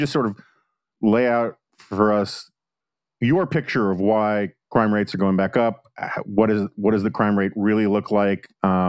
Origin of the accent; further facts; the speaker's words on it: New York City, New York, United States; I grew up on the Upper West Side